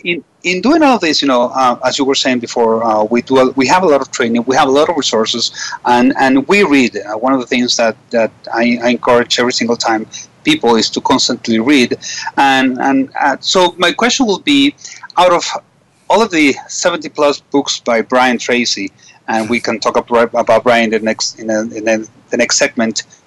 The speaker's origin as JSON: {"language": "English", "country": "Venezuela", "said": "I was from Venezuela"}